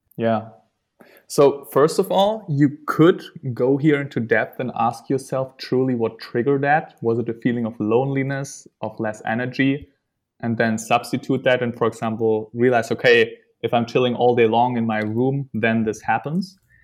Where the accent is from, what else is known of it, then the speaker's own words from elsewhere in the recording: Germany; moved away; also born or lived in Netherlands; I'm from Germany